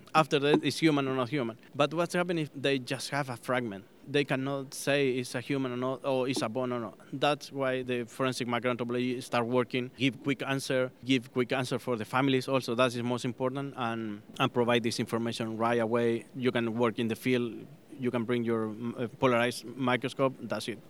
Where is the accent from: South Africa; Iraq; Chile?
Chile; moved away as an adult; I'm born in Chile. I grew up in Chile